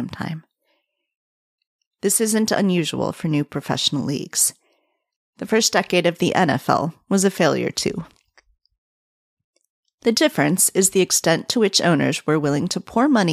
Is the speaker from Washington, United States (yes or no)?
no; near Canton, Ohio, United States; moved away; I grew up very near Canton, Ohio in the 80s